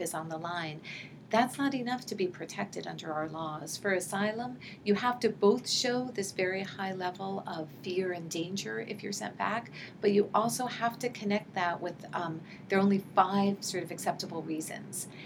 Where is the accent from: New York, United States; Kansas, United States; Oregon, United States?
New York, United States; New York City; moved away as an adult; also born or lived in Santa Cruz, California / Newark, New Jersey; I grew up in New York City um, and um, went to public school, um, um, you know, from elementary through high school